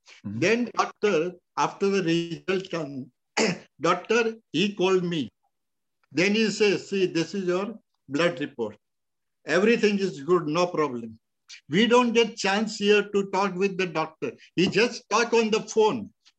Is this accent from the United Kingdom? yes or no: no; India; moved away; until now in 1 year I came from India, March 7th, I never went out any store.